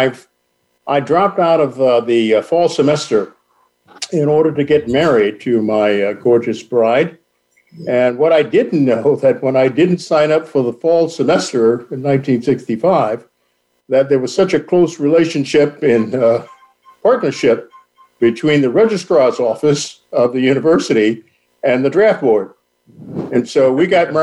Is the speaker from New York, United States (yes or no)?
yes; New York City, New York, United States; also born or lived in Lower East Side, New York City; I was born in Harlem, which is in Manhattan, New York City. Spent the first 13 years of my life in Harlem.